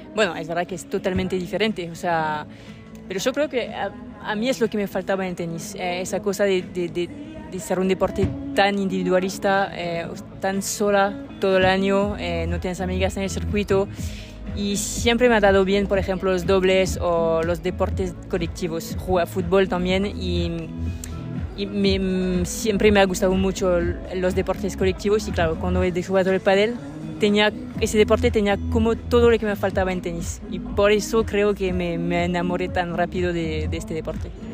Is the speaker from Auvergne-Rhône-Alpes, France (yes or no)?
yes; Lyon, Auvergne-Rhône-Alpes, France; Spanish is a second language; soy de León.